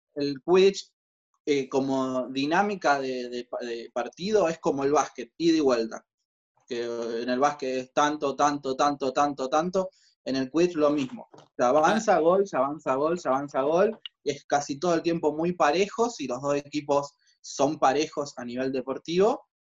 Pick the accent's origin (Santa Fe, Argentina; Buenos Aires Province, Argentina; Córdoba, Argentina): Santa Fe, Argentina; Rosario; nosotros somos de Rosario